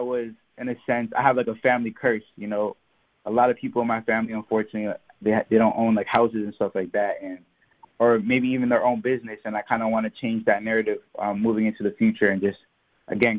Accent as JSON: {"language": "English", "town": "Mississauga", "region": "Ontario", "country": "Canada", "said": "I'm an artist from Mississauga, Ontario. That's in Canada."}